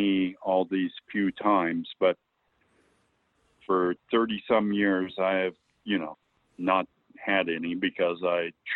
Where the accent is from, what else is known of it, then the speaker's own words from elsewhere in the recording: Mosby Creek, Oregon, United States; as a kid growing up in Al Mosby Creek